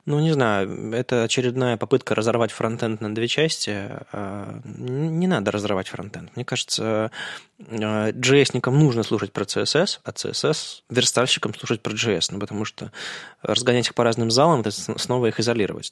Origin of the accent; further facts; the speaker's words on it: Saint Petersburg, Russia; мы же питерцы